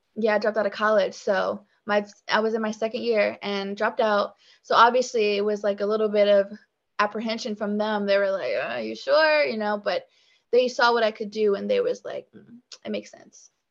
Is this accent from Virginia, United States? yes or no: yes; Richmond, Virginia, United States; also born or lived in Petersburg, Virginia; I was born in Richmond, spent a good amount of my younger days uh, here and then i moved to petersburg so i would say that's where i went to like elementary school